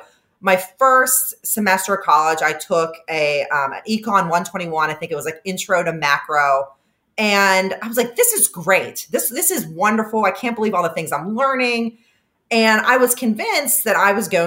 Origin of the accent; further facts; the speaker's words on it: Homer City, Pennsylvania, United States; moved away; also born or lived in Maryland; my town where I grew up is very, very, I think, representative of the changes we've seen in blue collar areas throughout the country